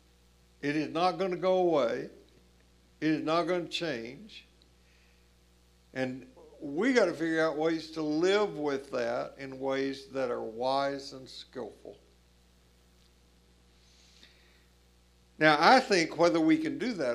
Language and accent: English; Columbia, Tennessee, United States; moved away as an adult; Columbia, Tennessee, where I grew up